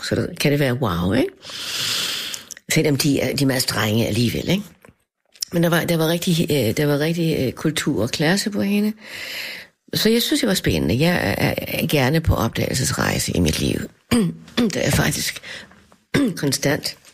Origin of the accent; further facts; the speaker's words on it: Denmark; for mig var det et- et- et kulturschok som dansker at møde ham